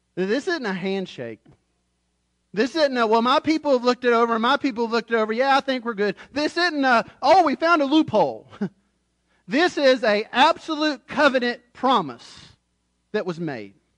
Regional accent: United States; I'm an American.

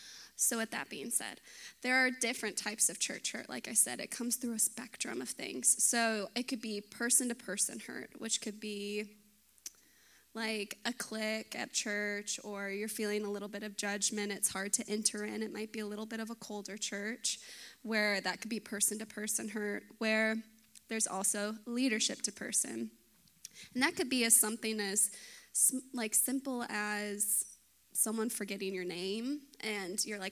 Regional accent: Dallas, Texas, United States; I was born in Dallas, lived in the suburbs.

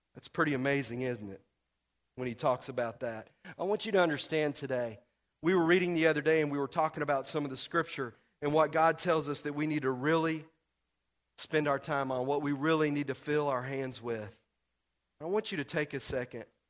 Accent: Texas, United States; moved away; we're from Texas

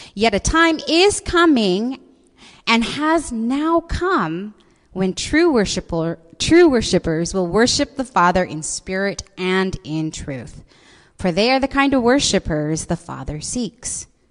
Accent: Seattle, Washington, United States; I was born and raised in this city

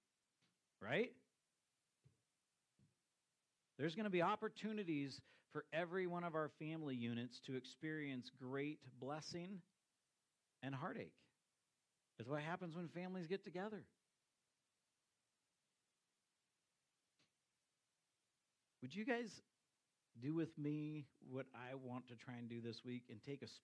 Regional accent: United States; as American Christians

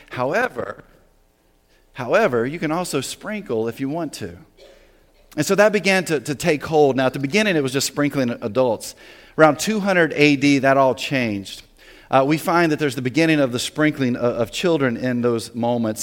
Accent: the South, United States; moved away as an adult; also born or lived in New Jersey; I grew up in the South, right? Very Southern rural area.

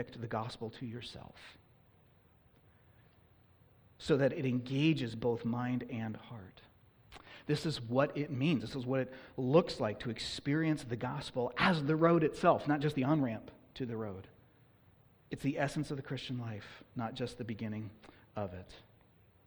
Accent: Oakland, California, United States; I was born and raised in Oakland, California

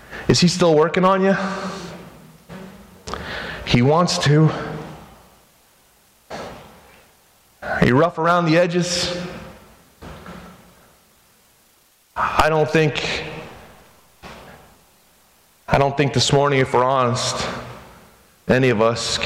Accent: United States; I'm American

